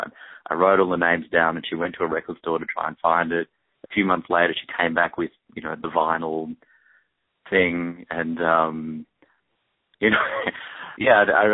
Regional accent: Perth, Western Australia, Australia; moved away as an adult; also born or lived in Eugene, Oregon, United States / Melbourne, Victoria, Australia; now in United States; My parents moved to Perth for what was going to be 2 years for my dad to teach at a university there, and they were going to come back after that. They just didn't end up coming back

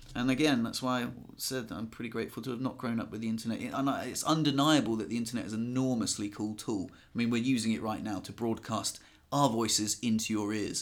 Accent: England, United Kingdom; now in France; we're English and we live in France

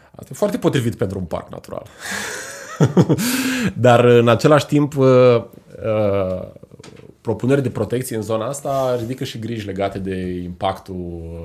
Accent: Iași, Iași County, Romania; suntem noi legați sufletește, ca moldoveni, ca ieșeni

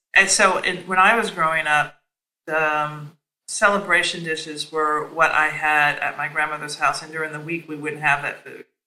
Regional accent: Nashville, Tennessee, United States; also born or lived in New York; now in Washington, D.C., United States; my formative years, which were in Nashville, Tennessee.

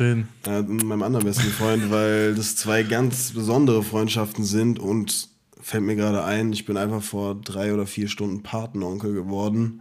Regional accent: Offenbach am Main, Hesse, Germany; ich komme und lebe und bin geboren in Offenbach

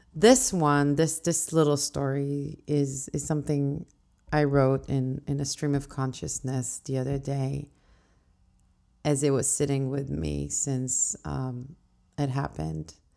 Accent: Israel; now in New York City, United States; back home to where I grew up in Israel.

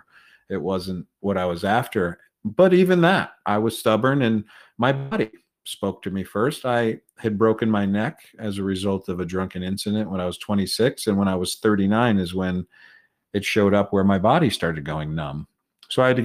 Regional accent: Connecticut, United States; moved away; The high school just started a team that year in my hometown, where I went to a private school

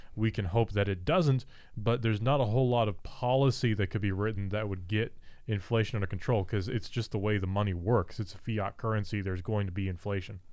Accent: United States; I'm American

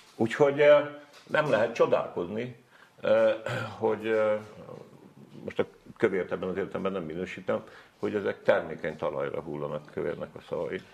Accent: Hungary; first language Hungarian; meg nem azért születtem ide, meg nem azért vagyok itt, azon kívül nem tudok magyaron kívül semmit

